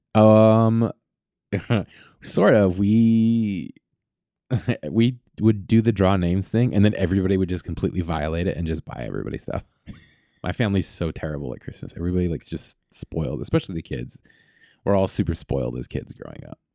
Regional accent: Vallejo, California, United States; I grew up in, in Vallejo, which is sort of Northeast Bay

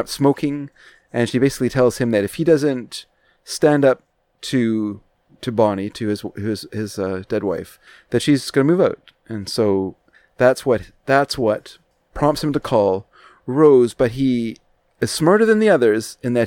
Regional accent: Canada; As a Canadian, I consider myself a quarter Irish

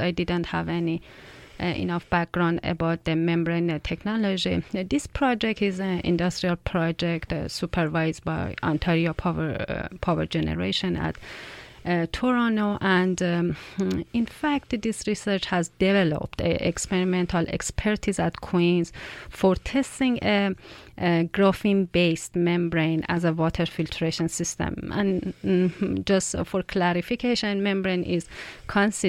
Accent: Iran; moved away as an adult; now in Canada; my home country, Iran

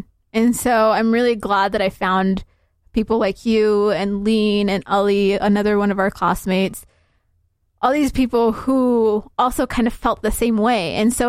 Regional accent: Somalia; And so I would always say Somalia because that's what I'm used to. Right. When people ask me, where are you from here? They mean, what's your country of origin, basically.

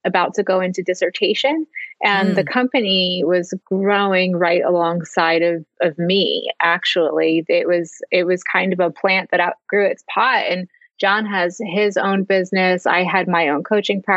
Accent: New Jersey, United States; also born or lived in Los Angeles; now in Philadelphia, United States; I grew up in New Jersey. I live in Philadelphia

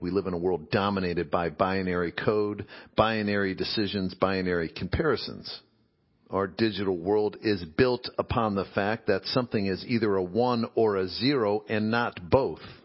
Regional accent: Midwest, United States; growing up in the Midwest

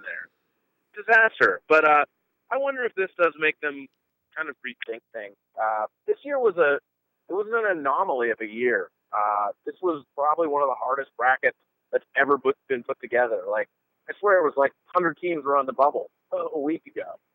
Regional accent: Pennsylvania, United States; now in Midwest, United States; I'm originally from Pennsylvania myself

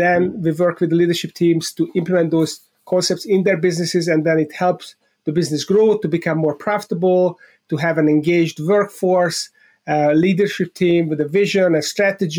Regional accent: Budapest, Hungary; moved away; I was born in Budapest, Hungary, in Central Eastern Europe

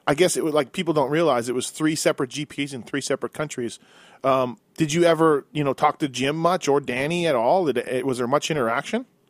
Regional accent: Canada; me being Canadian, born and raised

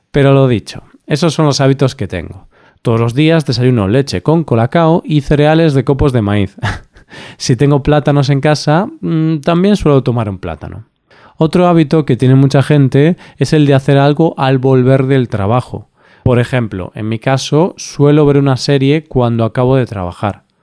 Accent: Spain; Siendo español, para mí estas son duras palabras pero en su momento decidí hacer de tripas corazón y dejar de echar la siesta.

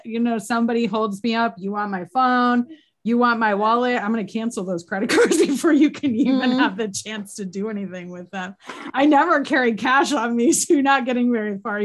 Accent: East Coast, United States; I'm from the East Coast

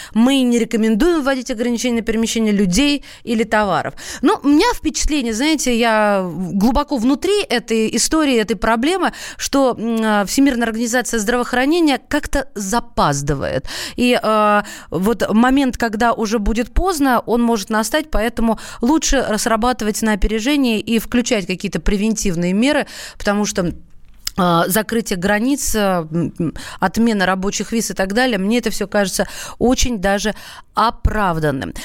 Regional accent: Moscow, Russia; Мы, москвичи

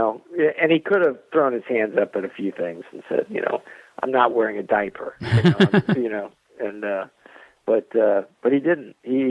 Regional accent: Southern US, United States; I'm from the South. A lot of my family are Southern

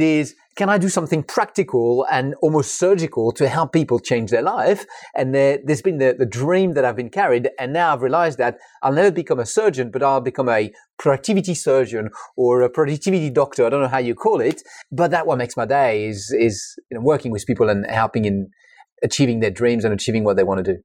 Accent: France; English is a second language; moved away; I'm French. I'm not English

